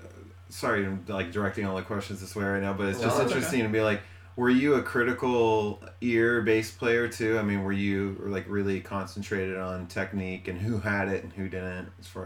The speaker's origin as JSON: {"language": "English", "town": "Bellevue", "region": "Washington", "country": "United States", "tie": "born or raised there", "also_born_or_lived": "Seattle", "said": "I grew up in Bellevue."}